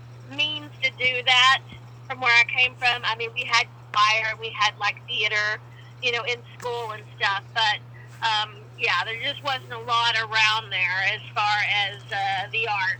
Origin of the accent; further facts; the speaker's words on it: Levelland, Texas, United States; moved away; I grew up in Levelland, which is a great small town, but it is very small. I think they have like 13,000 now.